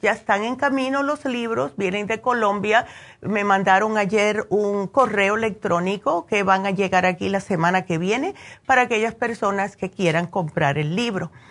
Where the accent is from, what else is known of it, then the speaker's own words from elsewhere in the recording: New Jersey, United States; moved away; Yo que me crié en New Jersey